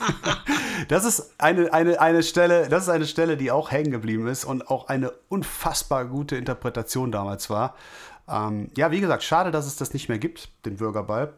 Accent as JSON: {"language": "German", "town": "Wülfrath", "region": "North Rhine-Westphalia", "country": "Germany", "said": "hier bei uns in Wülfrath"}